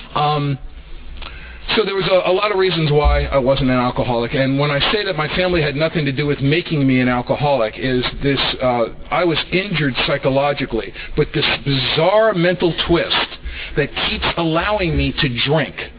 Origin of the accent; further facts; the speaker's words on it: New York City, New York, United States; now in Van Nuys, United States; I was brought up in the Bronx in New York City